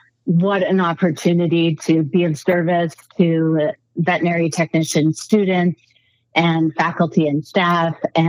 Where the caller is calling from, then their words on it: Colorado, United States; I am calling from not just Colorado, but a dirt road off of a dirt road on a farm in Colorado.